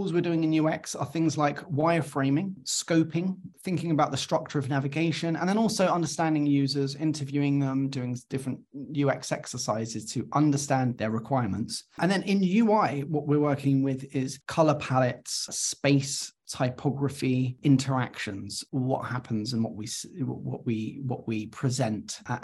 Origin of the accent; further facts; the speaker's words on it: London, United Kingdom; also born or lived in Cardiff, Wales; I went back to London, which is my hometown